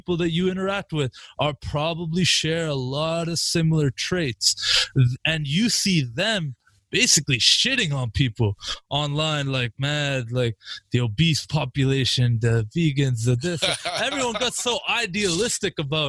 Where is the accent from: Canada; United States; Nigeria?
Canada; I'm from Canada